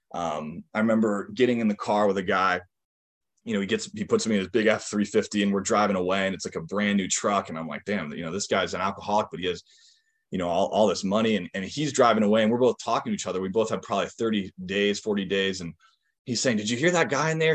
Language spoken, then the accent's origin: English; Northampton, Massachusetts, United States; also born or lived in Seattle, Washington; I grew up in Western Massachusetts